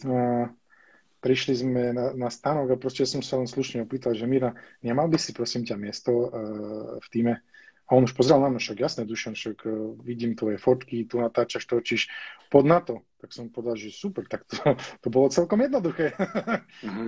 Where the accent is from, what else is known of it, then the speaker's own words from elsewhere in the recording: Spišská Nová Ves, Košice Region, Slovakia; ja som bol zo Spisky Novesi, alebo som, bol, som sa narodil z Spisky Novesi, to je také malé mestečko